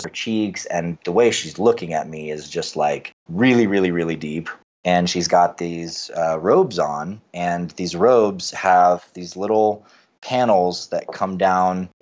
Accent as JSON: {"language": "English", "region": "Western North Carolina", "country": "United States", "tie": "born or raised there", "said": "I grew up in Western North Carolina"}